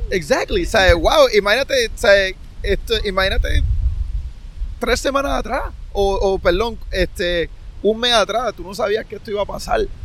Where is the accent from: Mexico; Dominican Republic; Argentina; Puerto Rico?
Puerto Rico; el pueblo puertorriqueño apoyan a los suyos